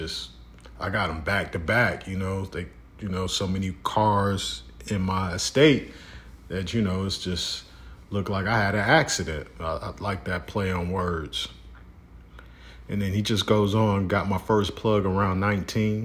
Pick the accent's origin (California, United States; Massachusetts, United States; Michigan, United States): Michigan, United States; Detroit; my hometown at a barbershop. I won't say where, but at a barbershop in Detroit